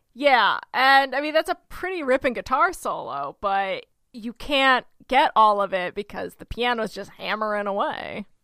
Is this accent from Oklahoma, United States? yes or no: yes; Oklahoma, United States; also born or lived in Cobblestone, New York; I'm from Oklahoma